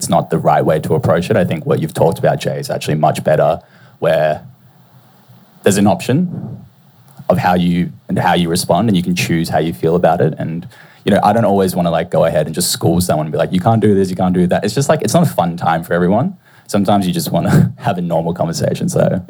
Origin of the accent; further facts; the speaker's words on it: Australia; I'm from Australia.